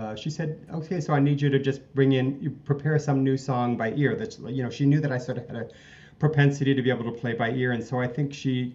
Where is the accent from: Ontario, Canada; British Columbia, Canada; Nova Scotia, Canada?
Nova Scotia, Canada; Dartmouth; now in Calgary, Canada; growing up in Nova Scotia. I always say Halifax to people, but I'm really from Dartmouth across the harbor